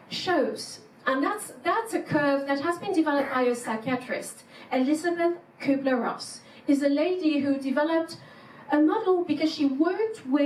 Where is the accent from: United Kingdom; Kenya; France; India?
France; English is a second language; moved away as an adult; now in Germany; I had this culture shock in Germany when I came from France.